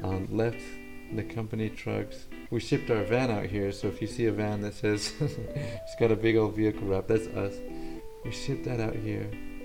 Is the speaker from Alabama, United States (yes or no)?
no; Utah, United States; first language Spanish; moved away as an adult; now in Hawaii, United States; I was born and raised in Utah. My parents are from El Salvador. So I grew up speaking Spanish